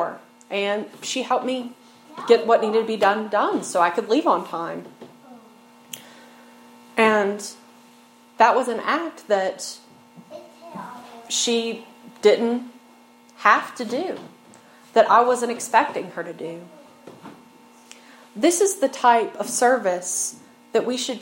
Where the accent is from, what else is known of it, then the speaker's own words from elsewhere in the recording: Snowville, Virginia, United States; I'm from Snowville. I've lived in the mountains my whole life, you know, little rural community, like 30 minutes from anything, and that's just like the community I've grown up in.